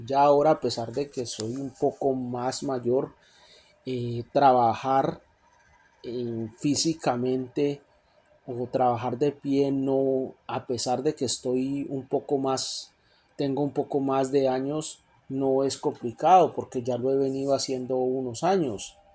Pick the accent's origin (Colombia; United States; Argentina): Colombia; moved away as an adult; now in Canada; Yo originalmente en mi país, Colombia, estudié para ser abogado